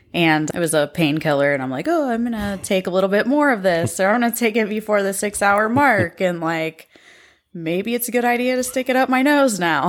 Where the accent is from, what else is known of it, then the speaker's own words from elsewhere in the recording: Pickaway County, Ohio, United States; also born or lived in Columbus, Ohio; I grew up in Pickaway County